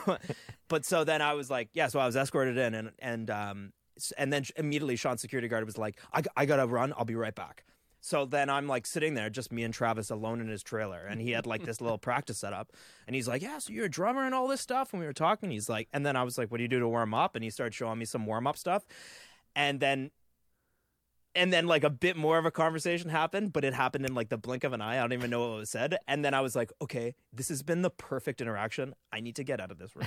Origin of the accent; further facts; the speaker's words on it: Canada; As a Canadian